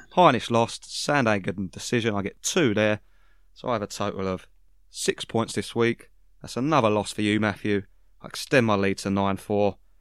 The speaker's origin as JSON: {"language": "English", "country": "United Kingdom", "said": "I'm a Brit"}